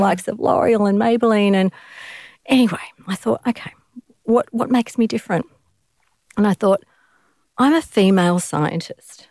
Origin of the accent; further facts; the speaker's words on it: Australia; I'm an Australian, and I'm a woman